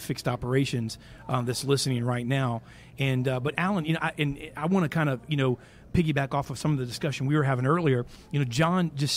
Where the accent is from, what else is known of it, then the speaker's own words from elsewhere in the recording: Brandon, Florida, United States; I grew up here in the Tampa Brandon area